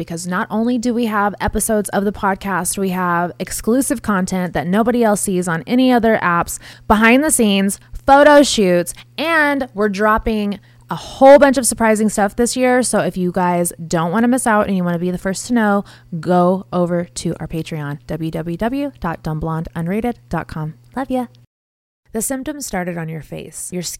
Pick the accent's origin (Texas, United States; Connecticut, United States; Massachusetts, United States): Texas, United States; Houston; I'm from Houston, so.